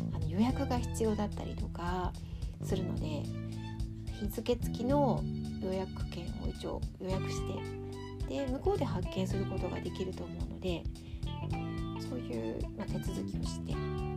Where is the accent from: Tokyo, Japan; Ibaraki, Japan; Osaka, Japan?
Tokyo, Japan; now in Sapporo, Japan; 東京出身だからなのかもしれないんですけど